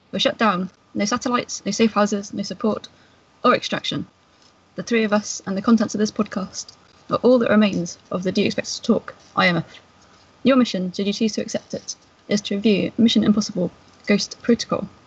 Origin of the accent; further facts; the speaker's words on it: Wiltshire, South West England, United Kingdom; accent: Wiltshire; my Wiltshire accent